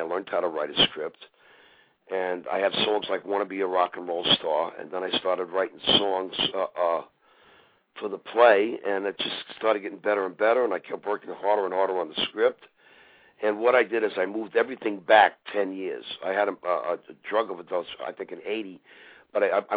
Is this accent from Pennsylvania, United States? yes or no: no; Levittown, New York, United States; growing up on Long Island with my sisters and my friends